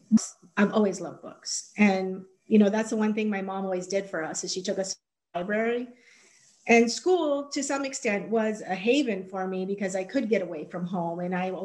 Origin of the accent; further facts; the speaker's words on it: Arizona, United States; high school, Arizona, kind of civics class